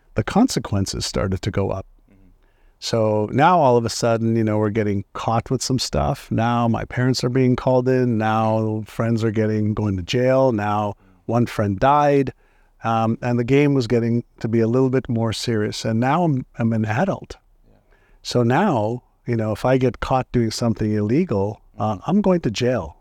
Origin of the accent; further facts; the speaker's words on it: Montreal, Quebec, Canada; English is a second language; also born or lived in Tel Aviv, Israel; now in San Diego, United States; I was born in Tel Aviv, Israel, and my parents were tired of the war in Israel, and they wanted to just raise my brother, my sister, and I in a place that didn't have wars. And because my father and mother both spoke French, they decided Montreal